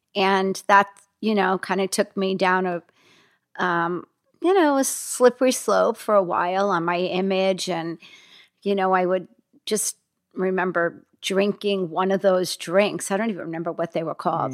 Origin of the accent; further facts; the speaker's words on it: Hackensack, New Jersey, United States; moved away; also born or lived in Los Angeles; I grew up in Hackensack, New Jersey